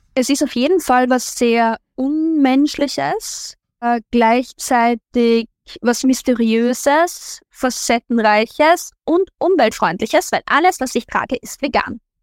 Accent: Linz, Upper Austria, Austria; ich bin aus Linz und es ist Linz ist die Hauptstadt von Oberösterreich

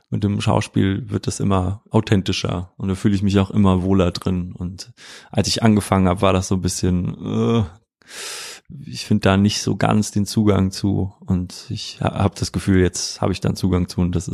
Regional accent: Wiesbaden, Hesse, Germany; kann ich mich eigentlich nur so daran erinnern, was ich so in meiner Jugend gemacht habe in Wiesbaden.

